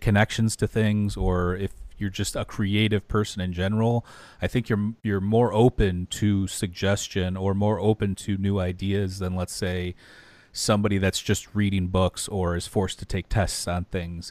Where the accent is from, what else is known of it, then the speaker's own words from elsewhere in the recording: Detroit, Michigan, United States; also born or lived in outside Chicago; now in Chicago area, United States; we're both from the Detroit area